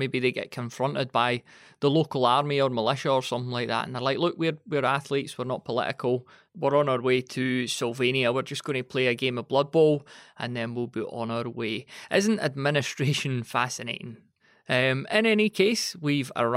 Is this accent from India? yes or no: no; Scotland, United Kingdom; being Scottish.